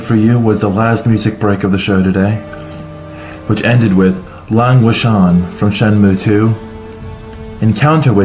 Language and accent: English; United States; being American